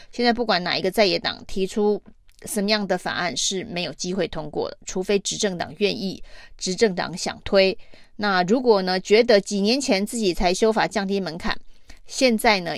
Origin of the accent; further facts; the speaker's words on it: Taichung, Taiwan; 我们台中人关心台中市哦，关心政治人物能不能够让台中市民过得更好